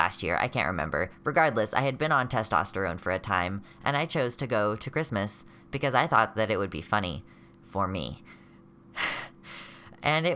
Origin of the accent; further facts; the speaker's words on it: United States; I'm from the America mainland